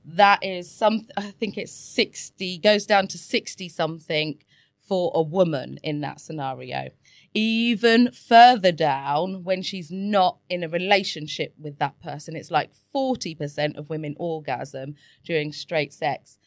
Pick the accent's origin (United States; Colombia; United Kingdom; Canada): United Kingdom; England; I was brought up in England and I went to Catholic schools